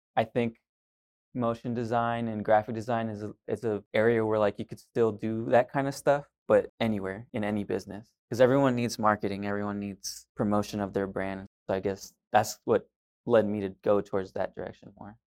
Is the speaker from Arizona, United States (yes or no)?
no; Pasadena, Texas, United States; also born or lived in Pearland, Texas / Houston, Texas; I was born and raised here, Pasadena, Pearland area, a little bit farther down